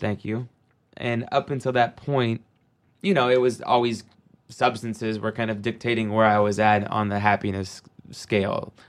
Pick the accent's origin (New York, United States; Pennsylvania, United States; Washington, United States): Washington, United States; Seattle; growing up in Seattle, I mean, in the nineties, it was the mecca of grunge